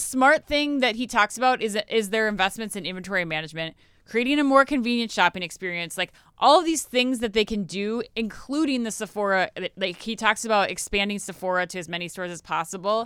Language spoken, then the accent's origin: English; Minnesota, United States; growing up in Minnesota